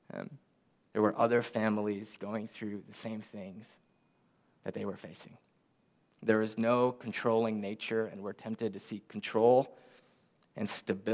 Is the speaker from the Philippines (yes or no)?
yes; Philippines; moved away; we're from the Philippines. We're both born in the Philippines.